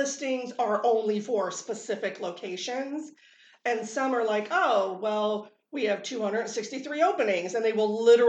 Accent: California, United States; moved away; because I grew up in California.

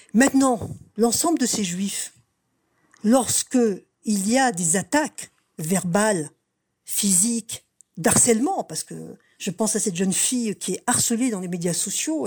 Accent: Strasbourg, Grand Est, France; now in Montreal, Canada; je viens de Strasbourg

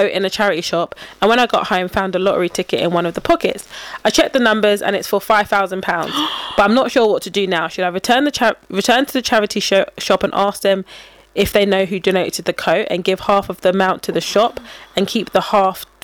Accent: United Kingdom; accent: British; my British accent

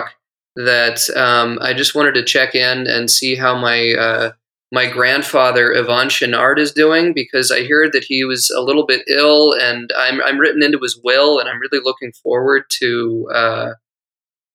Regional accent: United States; moved away as an adult; now in Georgia; I'm an American

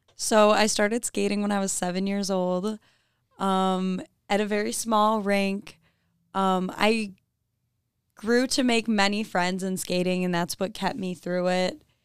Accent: Clarkston, Michigan, United States; I'm from Clarkston, Michigan.

